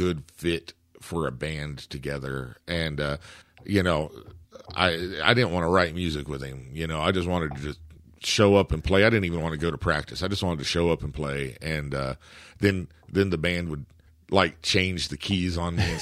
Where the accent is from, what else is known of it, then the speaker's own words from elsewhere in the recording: Shawnee, Oklahoma, United States; Shawnee, my hometown